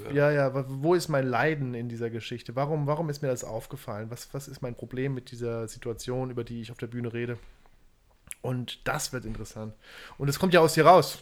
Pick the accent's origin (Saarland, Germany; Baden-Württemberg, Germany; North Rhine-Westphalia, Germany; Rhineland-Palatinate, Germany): Saarland, Germany; Saarbrücken; Zerbrücken, wo ich herkomme